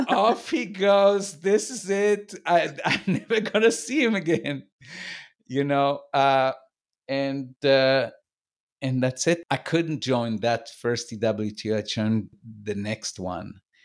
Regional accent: Tel Aviv, Tel Aviv District, Israel; how Tel Aviv was when I grew up.

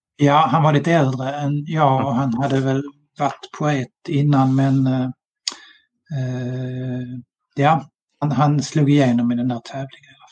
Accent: Malmö, Skåne, Sweden; now in Sölvesborg, Sweden; 1964 i Malmö när jag var tio år

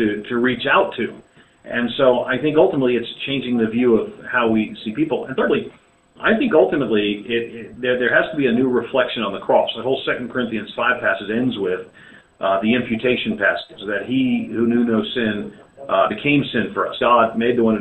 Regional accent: New York City, New York, United States; moved away as an adult; also born or lived in Pennsylvania; now in Southern United States; I was born and reared in New York City

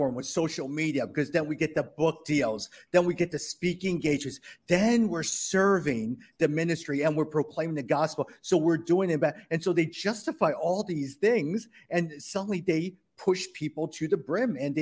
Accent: United States; As Asian American

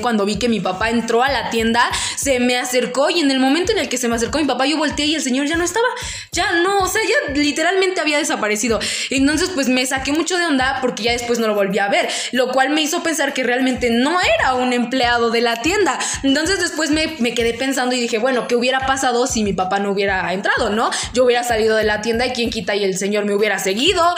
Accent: Tlaxcala, Mexico; no soy de acá. Le dije, yo soy de, pues ya le dije, no, soy de Tlaxcala

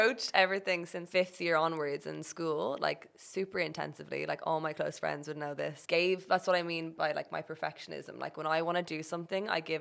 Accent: Ireland; moved away as an adult; went back to Ireland

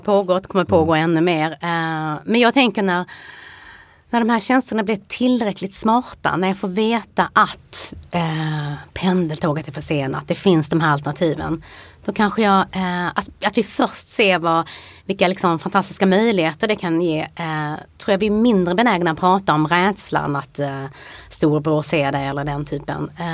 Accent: Helsingborg, Skåne, Sweden; moved away; jag kom från Helsingborg

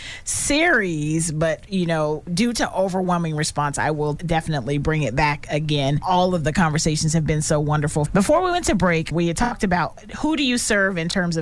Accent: Sacramento, California, United States; I'm from South Sac

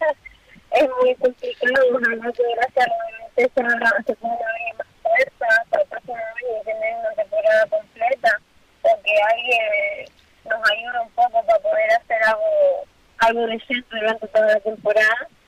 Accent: Lanzarote, Canary Islands, Spain; Yo, por ejemplo, soy de Lanzarote

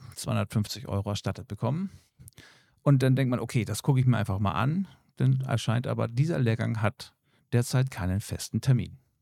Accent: Germany; hier bei uns in Deutschland

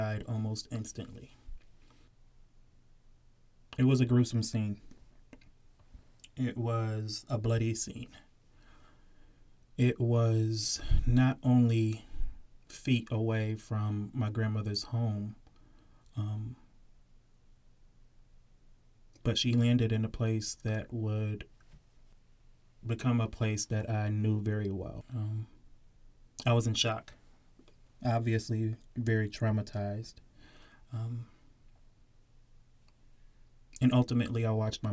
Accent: Southern Connecticut, United States; also born or lived in South Norwalk, Connecticut; I grew up in Southern Connecticut

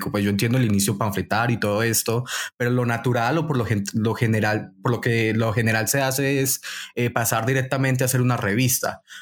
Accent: Valle del Cauca, Colombia; now in Medellín, Colombia; yo no soy de Medellín, yo soy del Valle

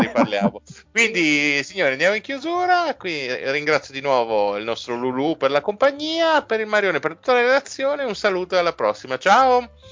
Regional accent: Friuli-Venezia Giulia, Italy; Siccome sono friulano

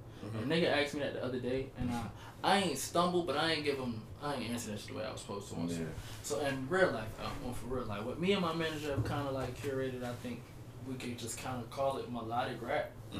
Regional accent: Virginia, United States; born or raised there; also born or lived in New Jersey

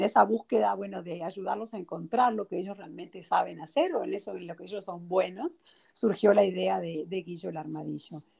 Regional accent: Montevideo, Uruguay; moved away as an adult; also born or lived in New Orleans; now in United States; yo soy de Montevideo, Uruguay. Nací en Uruguay y crecí en Uruguay también.

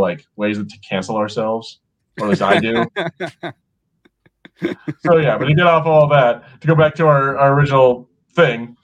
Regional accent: United States; I'm American

